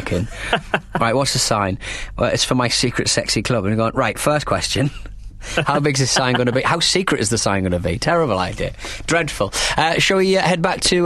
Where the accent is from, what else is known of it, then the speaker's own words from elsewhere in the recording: England, United Kingdom; as a really sort of polite Englishman